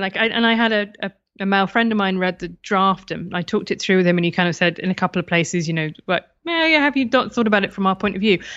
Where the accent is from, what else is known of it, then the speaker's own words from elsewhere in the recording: United Kingdom; being British